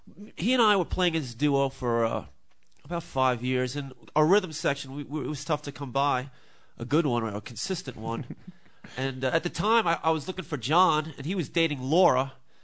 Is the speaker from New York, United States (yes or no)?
yes; Huntington, New York, United States; moved away as an adult; now in Atlanta, United States; I grew up on Huntington, Long Island